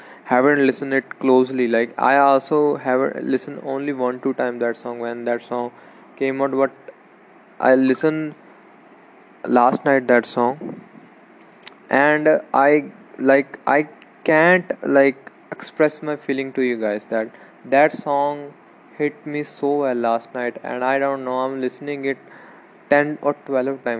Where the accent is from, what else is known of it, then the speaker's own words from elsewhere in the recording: Punjab, India; I'm from Punjab